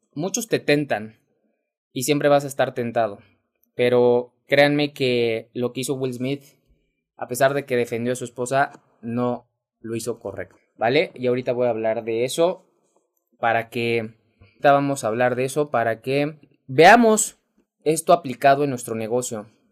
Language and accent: Spanish; Mexico; mexicano, emprendedor y empresario